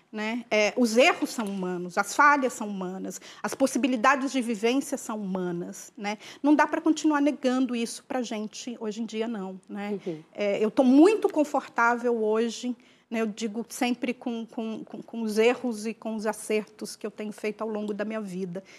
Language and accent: Portuguese; interior of Minas Gerais, Brazil; Eu sou mineira, né, então criada no interior de Minas